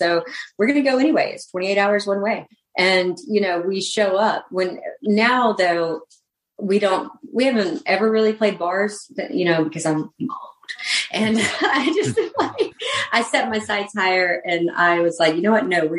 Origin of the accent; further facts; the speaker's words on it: North Carolina, United States; North Carolina.